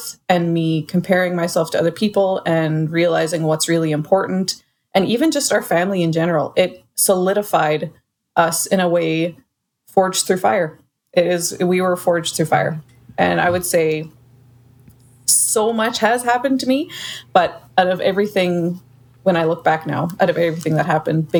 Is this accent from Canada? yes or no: yes; Canada; I'm Canadian